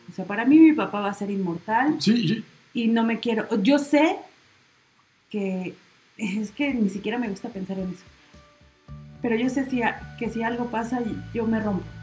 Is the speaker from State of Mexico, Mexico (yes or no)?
yes; Toluca, State of Mexico, Mexico; yo, ya soy más Toluco.